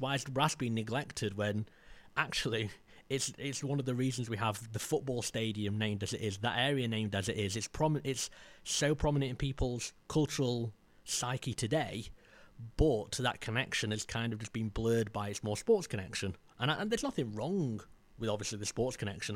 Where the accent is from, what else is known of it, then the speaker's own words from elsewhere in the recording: Maltby, Yorkshire and the Humber, United Kingdom; I come from Maltby, and Maltby was a, a former mining town now.